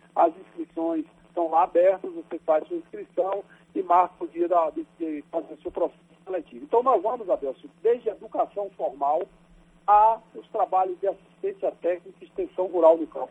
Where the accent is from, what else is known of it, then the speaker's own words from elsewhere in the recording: Miguel Calmon, Bahia, Brazil; sou de Miguel Cordão, na Bahia, município do semiárido baiano, seco